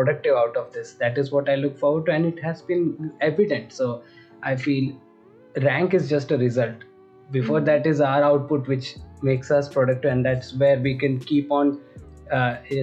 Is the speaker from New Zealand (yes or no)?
no; India; moved away